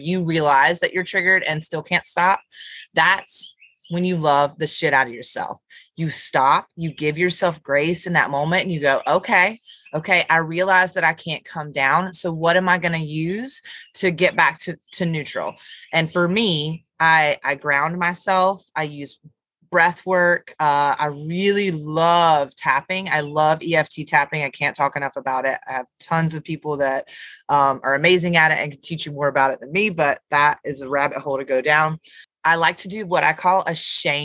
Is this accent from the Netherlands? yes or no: no; Dallas, North Carolina, United States; I'm from Dallas, North Carolina